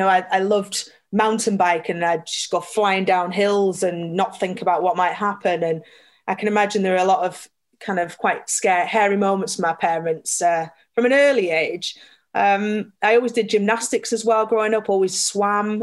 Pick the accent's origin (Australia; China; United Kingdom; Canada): United Kingdom; Burnley, North West England; I grew up in Burnley.